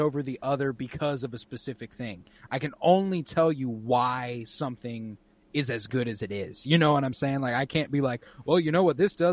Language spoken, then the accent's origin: English; United States; As an American